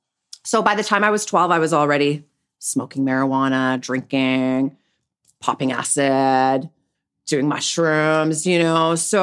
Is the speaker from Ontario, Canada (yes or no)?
no; Winnipeg, Manitoba, Canada; Well, I grew up in Winnipeg, Manitoba, and I was raised by my mother, who was a single mom.